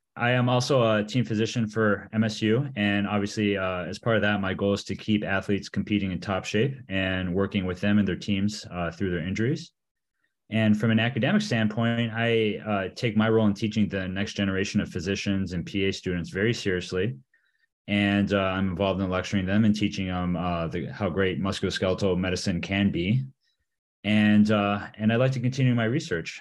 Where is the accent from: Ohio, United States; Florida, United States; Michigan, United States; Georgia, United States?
Michigan, United States; also born or lived in Vail, Colorado; I was born and raised in Michigan